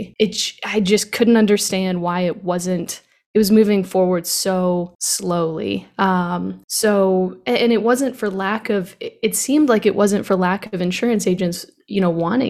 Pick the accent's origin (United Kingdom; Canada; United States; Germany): United States; Tampa, Florida; I was born in Tampa, Florida on February 9th, 1990.